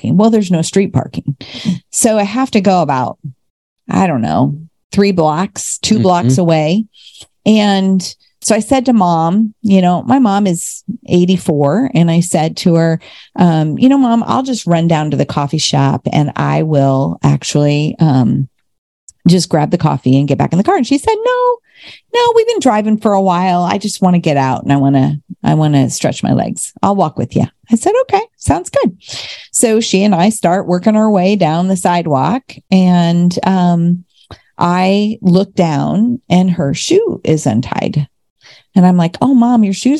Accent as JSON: {"language": "English", "town": "Normal", "region": "Illinois", "country": "United States", "said": "I'm from Illinois, from Normal, Illinois."}